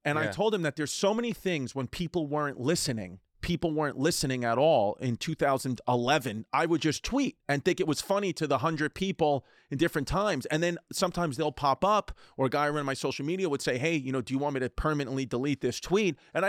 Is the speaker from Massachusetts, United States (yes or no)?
no; New York, United States; I grew up in New York, a big Yankees fan, New York Yankees fan